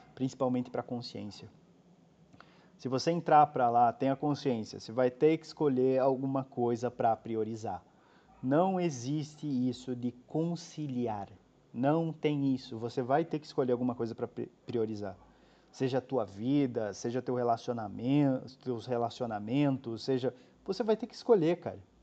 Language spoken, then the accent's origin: Portuguese; Brazil; moved away as an adult; also born or lived in Curitiba; em Curitiba fica mais ou menos umas duas horas da cidade onde eu nasci